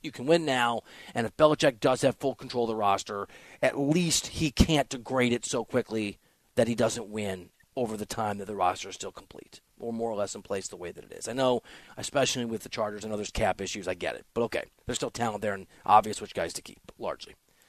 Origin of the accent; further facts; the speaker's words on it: Iowa, United States; I'm not from there, but I'm from Iowa and I'm from a blue collar city there.